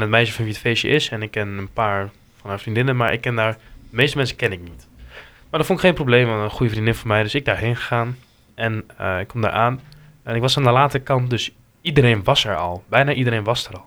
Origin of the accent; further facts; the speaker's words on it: Hengelo, Overijssel, Netherlands; uit Hengelo